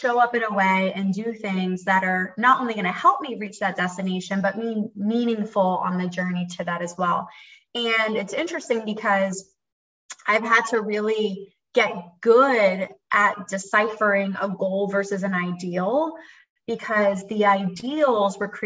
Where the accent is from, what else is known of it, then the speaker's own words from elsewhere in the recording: Philadelphia, Pennsylvania, United States; moved away as an adult; now in Raleigh, United States; I'm from Philly and I am a licensed mental health therapist